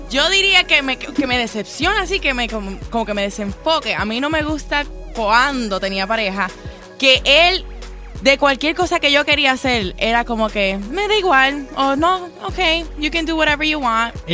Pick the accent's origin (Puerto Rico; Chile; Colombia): Puerto Rico; Porque él es, cubano y yo soy boricua.